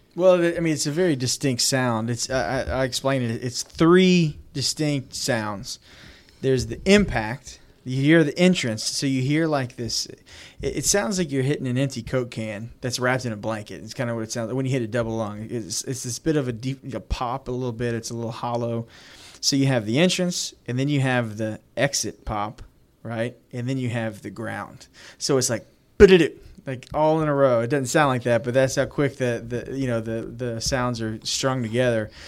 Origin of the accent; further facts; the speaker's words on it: Louisiana, United States; we're from Louisiana